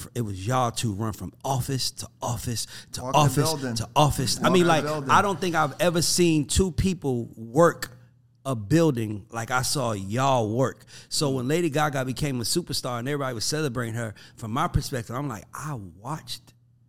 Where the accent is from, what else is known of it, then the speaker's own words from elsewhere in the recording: New York City, New York, United States; moved away; also born or lived in Atlanta; Obviously, I say I'm from Atlanta, but I grew up in the Bronx. And living in the Bronx, I probably went to Brooklyn one time in my 12 years living in the Bronx. You don't leave your borough. So moving to Atlanta was the first time that I actually saw people that looked like me.